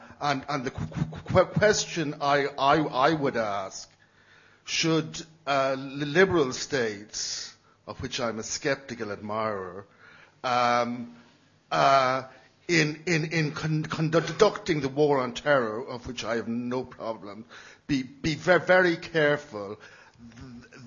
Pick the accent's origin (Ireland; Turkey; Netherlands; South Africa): Ireland; now in London, United Kingdom; I'm Irish, living in London